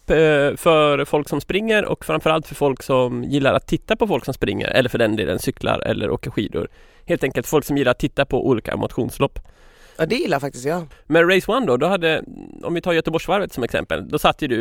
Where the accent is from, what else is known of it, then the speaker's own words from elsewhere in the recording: Gothenburg, Västra Götaland, Sweden; accent: Gothenburg Swedish; Vad är det för fel på min göteborgska förresten?